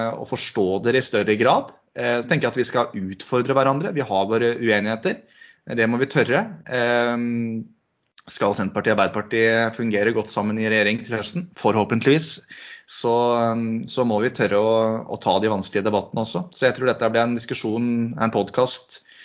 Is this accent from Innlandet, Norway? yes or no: no; Sigdal, Buskerud, Norway; now in Hokksund, Norway; kommer eh, fra Sigdal i, i, eh, i hjertet av Buskerud. Og det hører kanskje folk når de, når de hører dialekta mi òg, at dette er ikke noe eikerdialekt